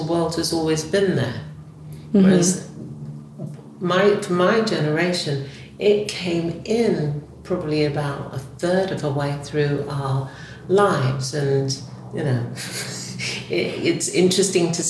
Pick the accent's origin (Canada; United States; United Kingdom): United Kingdom; England; I grew up in England, I belong to the culture of the Caribbean and Africa